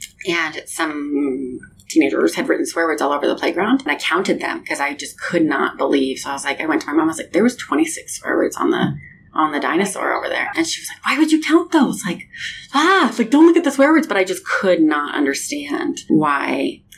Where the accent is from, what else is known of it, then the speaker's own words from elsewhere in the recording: Denver, Colorado, United States; So I grew up in Denver, moved out here to BYU